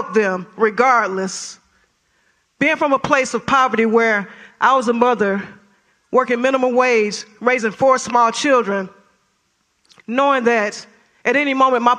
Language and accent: English; Detroit, Michigan, United States; now in Greenville, United States; Being from a place of poverty myself, growing up in Detroit, Michigan, and seeing poverty firsthand